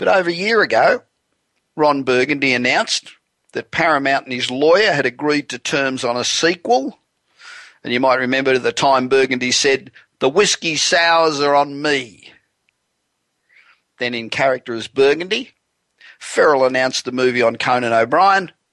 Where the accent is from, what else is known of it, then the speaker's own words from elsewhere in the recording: Australia; now in Los Angeles, United States; being Australian but not having been there for one hell of a long time